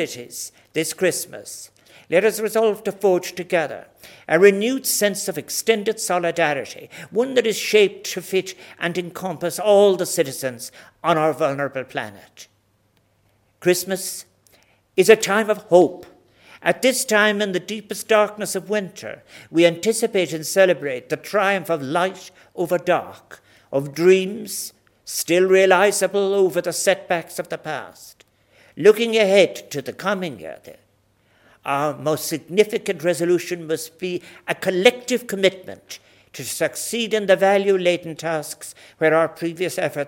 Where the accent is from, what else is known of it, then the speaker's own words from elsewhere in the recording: Ireland; We as Irish people